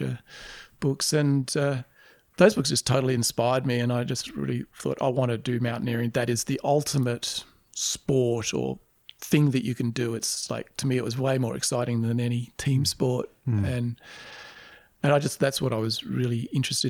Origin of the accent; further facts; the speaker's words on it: Canberra, Australian Capital Territory, Australia; I grew up in Canberra and I just walked the streets of Canberra